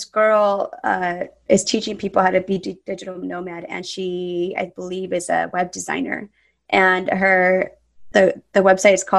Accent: Southern California, United States; moved away; I'm originally from Southern California

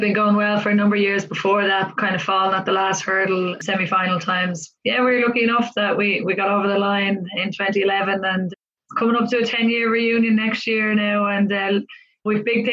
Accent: Clondalkin, Leinster, Ireland; also born or lived in Northside, Dublin; I grew up in Clondalkin and currently I play rugby for Ireland

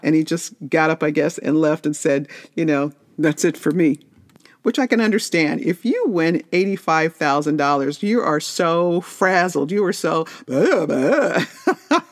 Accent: Las Vegas, Nevada, United States; I'm from Vegas

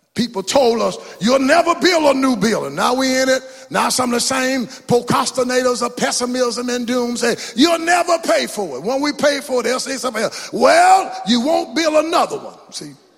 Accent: Mount Enterprise, Texas, United States; where you from? Mount Enterprise

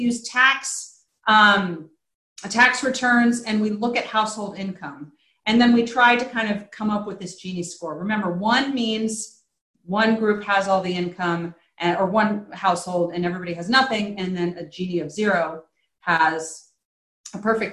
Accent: Virginia, United States; I live in Virginia now. I'm from Virginia

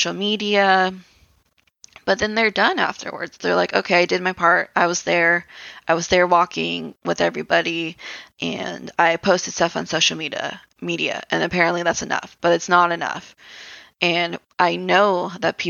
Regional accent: United States; as Americans

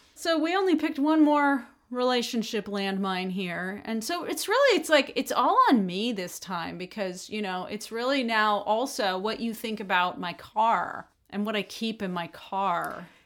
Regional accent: United States; being an American

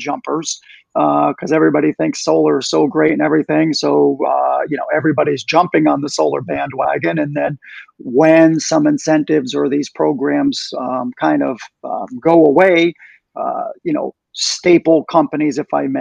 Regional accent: Connecticut, United States; now in Florida, United States; I'm from Connecticut originally

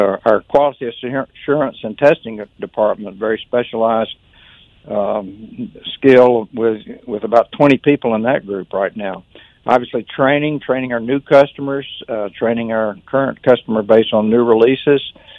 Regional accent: Birmingham, Alabama, United States; I'm from Birmingham. I, you know, think of myself as a Birmingham people.

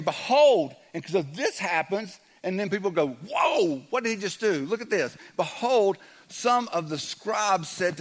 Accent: the South, United States; I'm from the South

